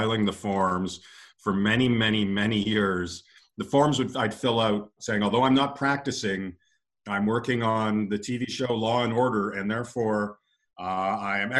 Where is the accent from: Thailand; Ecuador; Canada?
Canada; London, Ontario; moved away as an adult; also born or lived in Los Angeles; I grew up in London, Ontario